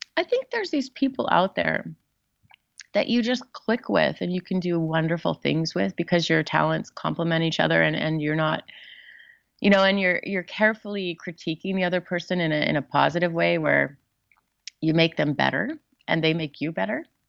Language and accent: English; Southern California, United States; I grew up in Southern California